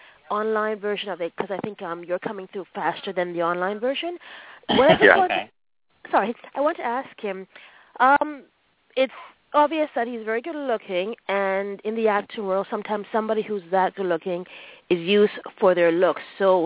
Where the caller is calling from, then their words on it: Toronto, Ontario, Canada; I'm calling from Toronto.